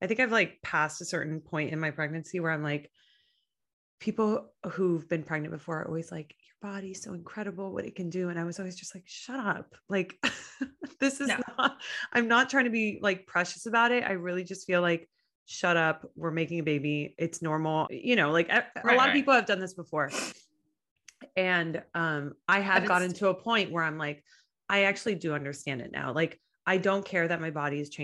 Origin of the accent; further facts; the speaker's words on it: Miami, Florida, United States; growing up in Miami